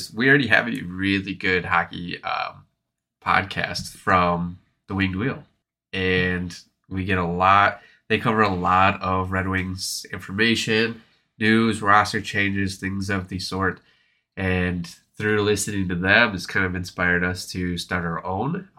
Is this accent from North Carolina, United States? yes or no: no; Flint, Michigan, United States; moved away as an adult; now in Grand Rapids, United States; I'm from Flint